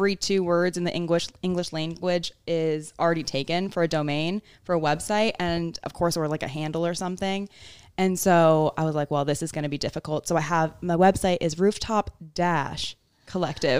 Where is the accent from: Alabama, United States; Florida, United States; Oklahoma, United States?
Florida, United States; Sarasota; now in St. Petersburg, United States; Florida native. I've lived here my entire life, but I grew up in Sarasota